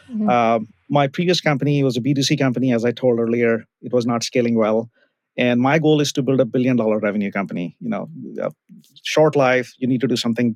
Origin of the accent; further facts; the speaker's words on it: India; moved away as an adult; now in United States; I grew up in India, bachelor's in computer science. I came to the US, did master's in computer science